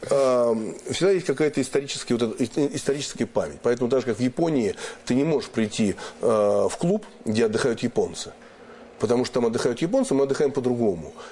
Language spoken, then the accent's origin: Russian; Moscow, Russia; Например, что такое москвич? Вот я там коренной москвич вообще там все мои родственники, все да, далеко, давно и так далее.